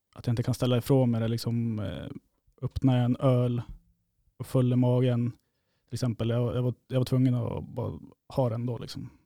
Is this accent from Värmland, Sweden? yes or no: no; Uppsala, Uppsala County, Sweden; moved away as an adult; now in Kiruna, Sweden; jag är från Uppsala i grund och botten, men eh, min mamma är från Kiruna